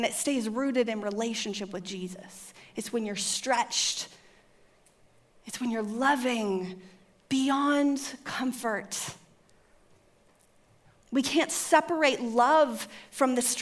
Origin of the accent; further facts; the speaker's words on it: California, United States; I was raised in California